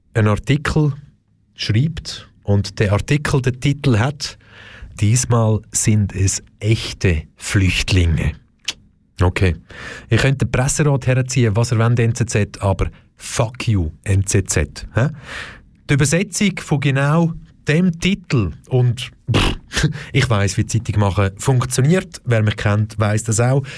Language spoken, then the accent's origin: German; Switzerland; bei uns in der Schweiz